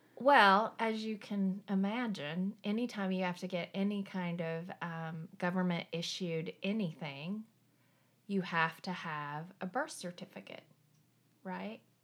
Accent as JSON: {"language": "English", "region": "eastern Tennessee", "country": "United States", "tie": "born or raised there", "also_born_or_lived": "South Korea", "said": "I grew up in a very tiny town in the Appalachian Mountains in the, the very, like, eastern part of Tennessee"}